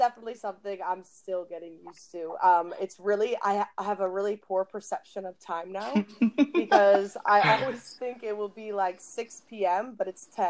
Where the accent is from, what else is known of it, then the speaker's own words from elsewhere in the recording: Midwest, United States; moved away as an adult; also born or lived in Chicago; now in Copenhagen, Denmark; I'm from the Midwest, so I experience horrendous winters